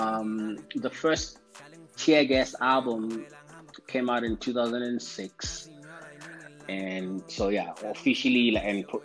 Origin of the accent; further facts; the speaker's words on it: Mpumalanga, South Africa; moved away as an adult; also born or lived in Soweto, South Africa; now in Johannesburg, South Africa; my hometown where I hail from, where I was, you know, where I grew up